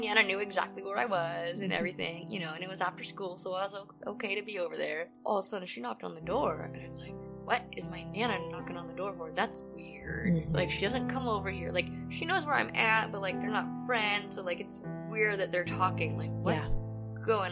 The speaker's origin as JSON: {"language": "English", "town": "Tumwater", "region": "Washington", "country": "United States", "said": "I'm from Olympia, Washington"}